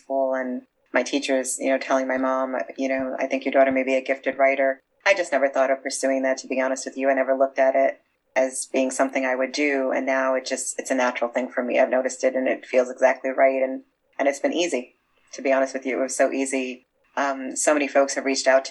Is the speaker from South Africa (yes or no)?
no; New York City, New York, United States; I grew up in Brooklyn